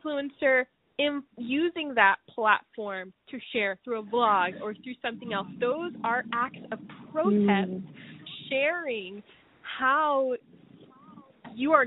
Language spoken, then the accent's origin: English; United States